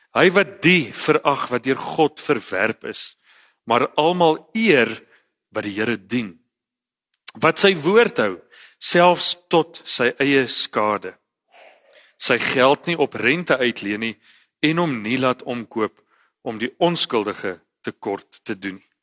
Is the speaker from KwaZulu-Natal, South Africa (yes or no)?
no; Eastern Cape countryside, South Africa; Ek is 'n gewone ouetjie van die Oos-Kaapse platteland.